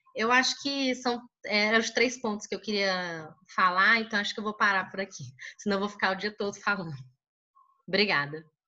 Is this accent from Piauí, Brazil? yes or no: yes; Teresina, Piauí, Brazil; eu sou do Piauí, Teresina Piauí